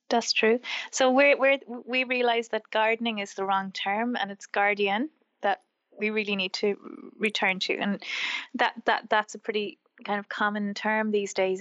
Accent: Wexford, Leinster, Ireland; also born or lived in Wicklow, Ireland; I grew up in Wexford, which is the southeast of Ireland, and um, I grew up on a farm.

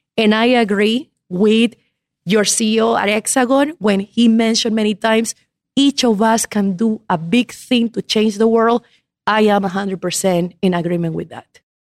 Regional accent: Ecuador; moved away as an adult; also born or lived in Havana, Cuba; now in United States; I was born in La Habana, Cuba, grew up in Ecuador

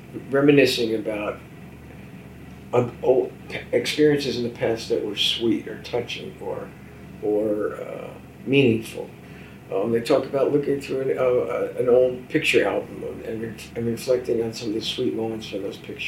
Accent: Newark, New Jersey, United States; I was from Newark

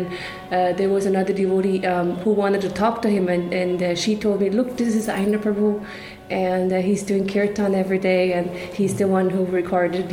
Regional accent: Switzerland; moved away as an adult; now in Vrindavan, India; I was born in Switzerland

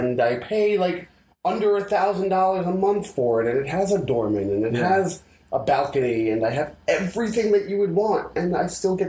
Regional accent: New York, United States; I'm from New York, and I haven't lived in the same apartment for 4 years.

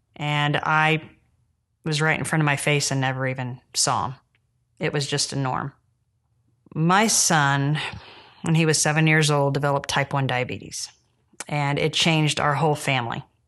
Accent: Jamestown, Indiana, United States; I'm from Jamestown, Indiana, which is north of Indianapolis

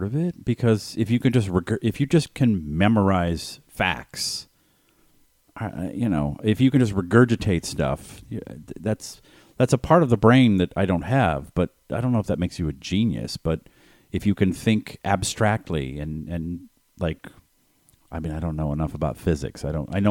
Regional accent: Boston, Massachusetts, United States; I grew up in Boston

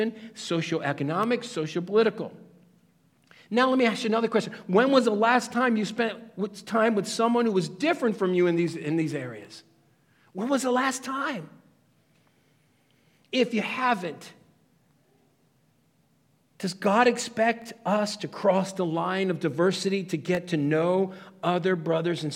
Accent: Stamford, Connecticut, United States; I came from Stamford, Connecticut

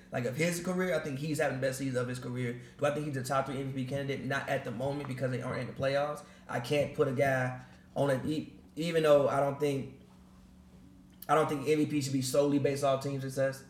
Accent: Chicago, Illinois, United States; I'm from Chicago, so I grew up in Chicago.

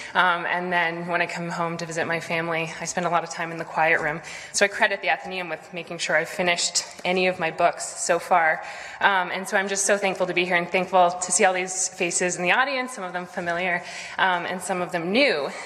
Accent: Boston, Massachusetts, United States; elements of Boston, of growing up here

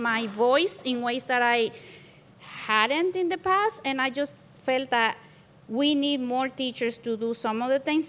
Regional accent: Santo Domingo, Dominican Republic; moved away as an adult; also born or lived in New York City / Minnesota; now in Minneapolis, United States; I am from the Dominican Republic, and I came to the States to pursue college education back in Santo Domingo, where I lived.

